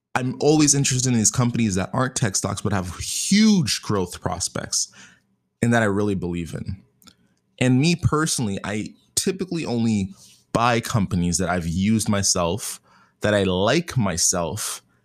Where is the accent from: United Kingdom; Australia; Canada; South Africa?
Canada; I'm Canadian.